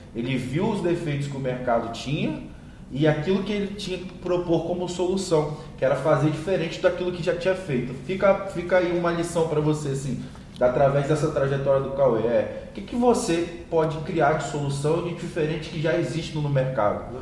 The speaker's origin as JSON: {"language": "Portuguese", "town": "Campos dos Goytacazes", "region": "Rio de Janeiro", "country": "Brazil", "tie": "born or raised there", "said": "meu amigo conterrâneo aqui da minha cidade natal, Campos de Goitacazes"}